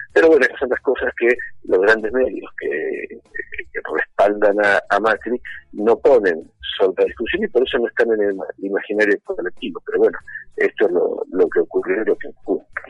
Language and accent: Spanish; Buenos Aires, Argentina; also born or lived in Lomas de Zamora, Buenos Aires Province / Bahía Blanca; no nací en Capital. Yo viví dos años en Bahía Blanca, con seis y siete años, y después, y desde los ocho en adelante, yo viví en la ciudad de Buenos Aires